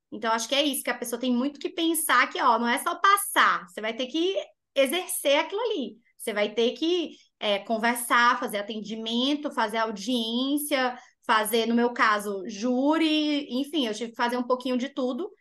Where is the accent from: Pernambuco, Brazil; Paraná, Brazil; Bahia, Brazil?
Bahia, Brazil; moved away; also born or lived in Rio Grande do Norte; eu sou natural da Bahia